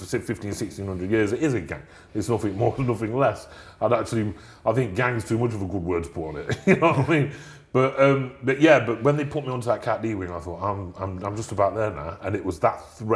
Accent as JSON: {"language": "English", "town": "Nottingham", "region": "East Midlands", "country": "United Kingdom", "said": "I'm from Nottingham."}